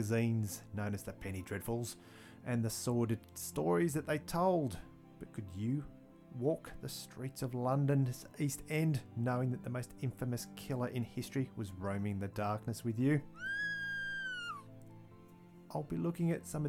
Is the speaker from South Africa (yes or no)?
no; Australia; accent: Antipodean; also born or lived in Victoria, Australia; I'll be your Antipodean host for the podcast. And yes, I'm sure my accent gave that away anyway